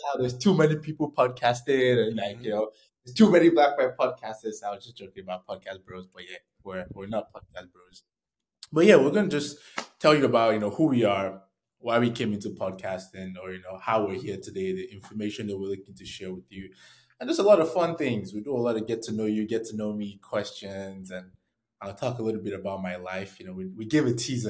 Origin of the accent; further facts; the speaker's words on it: Nigeria; moved away; I was born in Nigeria